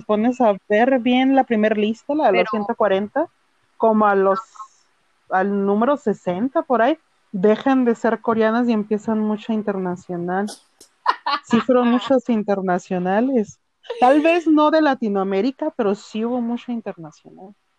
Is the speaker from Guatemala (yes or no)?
no; northern Mexico, Mexico; soy de México del norte del país